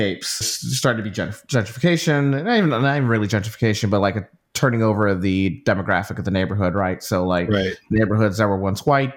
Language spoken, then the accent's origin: English; Chicago, Illinois, United States; growing up in Chicago